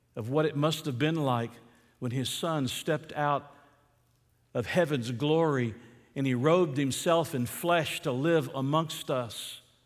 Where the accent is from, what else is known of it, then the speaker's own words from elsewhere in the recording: Atlanta, Georgia, United States; I grew up in Atlanta.